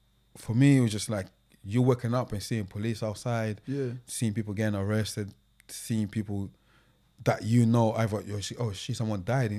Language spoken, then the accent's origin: English; Angola